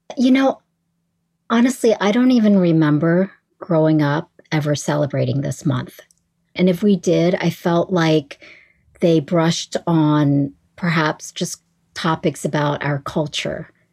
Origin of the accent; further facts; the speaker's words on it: East Coast of the United States, United States; English is a second language; also born or lived in Nha Trang, Vietnam / New Orleans; I pretty much grew up in the United States on the East Coast